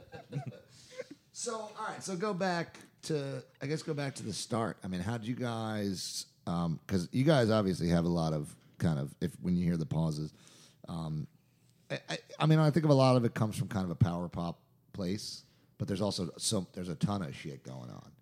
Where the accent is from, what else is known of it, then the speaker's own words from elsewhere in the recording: New York, United States; I'm from New York and my wife's a Jew